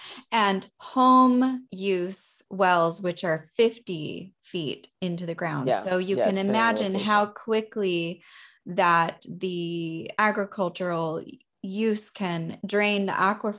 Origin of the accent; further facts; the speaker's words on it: Sonoma County, California, United States; here in California, you know, where I grew up in Sonoma County, which is the other wine region right next to Napa County.